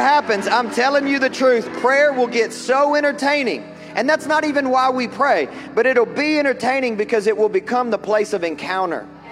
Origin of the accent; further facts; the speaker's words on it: Kentucky, United States; I'm from Kentucky